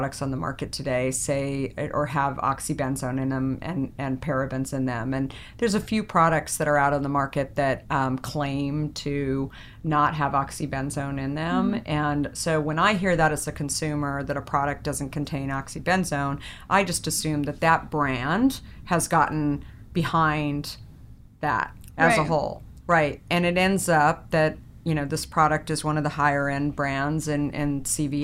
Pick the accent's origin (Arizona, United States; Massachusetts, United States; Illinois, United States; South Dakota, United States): Arizona, United States; moved away; I grew up in Arizona